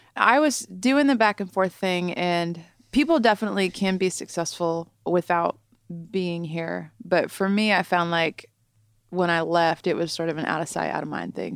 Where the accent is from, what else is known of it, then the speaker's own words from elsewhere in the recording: Southern Ohio, United States; also born or lived in Columbus, Ohio; I'm from Southern Ohio, but I moved up to Columbus and went to Ohio State for college